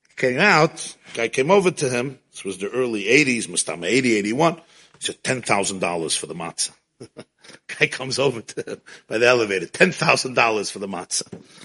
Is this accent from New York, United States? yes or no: yes; New York City, New York, United States; I grew up in Crown Heights